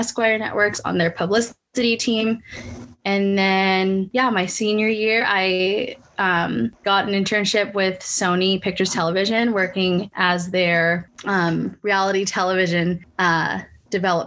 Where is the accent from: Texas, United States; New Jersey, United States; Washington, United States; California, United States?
California, United States; San Francisco Bay Area; moved away as an adult; now in Los Angeles, United States; I'm originally from the San Francisco Bay Area and then moved